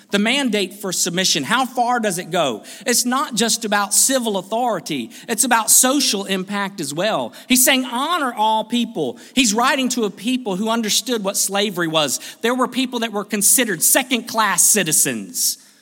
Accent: United States; I am an American

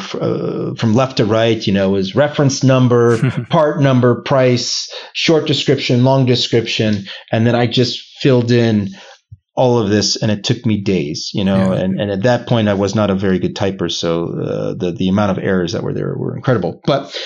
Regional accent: United States; moved away as an adult; also born or lived in Boston; now in Geneva, Switzerland; as an American, I'm the poster child for, you know, I speak one language

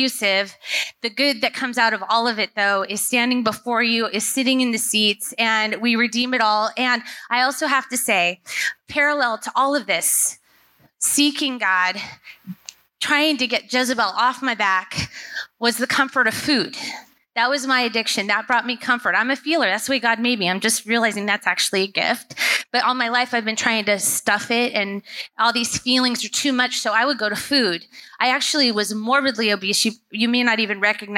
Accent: Southern California, United States; now in Portland, United States; I was raised in Southern California

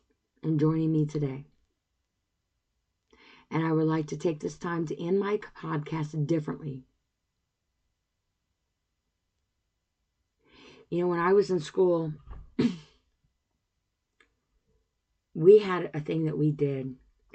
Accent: United States; as an American

